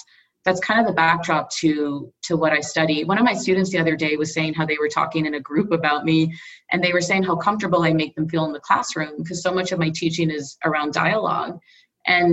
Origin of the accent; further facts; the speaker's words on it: Southern California, United States; moved away as an adult; also born or lived in India / Midwest / East Coast; my family moved to Southern California, and I was there through my formative years, so all the way through college